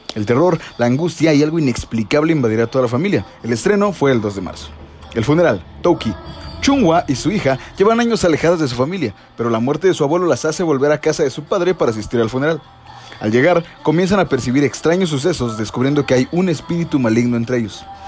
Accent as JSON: {"language": "Spanish", "country": "Mexico", "said": "los mexicanos somos"}